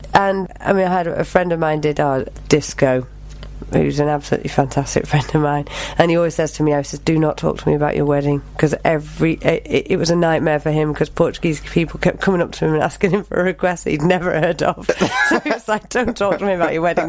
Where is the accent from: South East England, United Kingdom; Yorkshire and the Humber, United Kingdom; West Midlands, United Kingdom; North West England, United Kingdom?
North West England, United Kingdom; Knutsford; also born or lived in Bromley, London / Madeira; I lived most of my life in Knutsford, which is in Cheshire